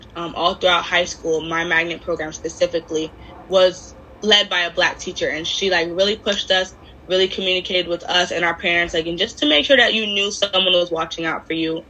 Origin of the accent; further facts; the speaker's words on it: Miami, Florida, United States; I'm from Miami, a lot of my a lot of our population anyway was either black or Hispanic